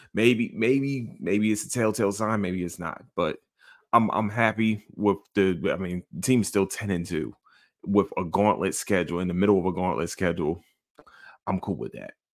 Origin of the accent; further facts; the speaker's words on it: Philadelphia, Pennsylvania, United States; I'm from Philadelphia